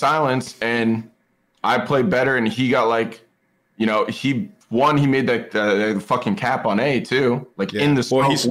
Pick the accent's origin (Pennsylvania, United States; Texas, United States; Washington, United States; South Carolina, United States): Washington, United States; Seattle; I'm from Seattle.